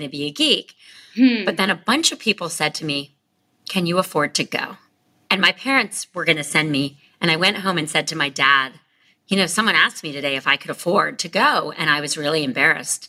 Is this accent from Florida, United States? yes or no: yes; North Miami Beach, Florida, United States; moved away; I grew up in North Miami Beach, Florida, you know, a suburb